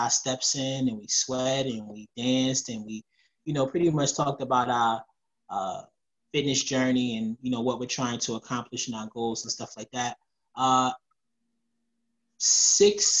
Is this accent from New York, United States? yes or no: no; New Jersey, United States; I'm from Jersey.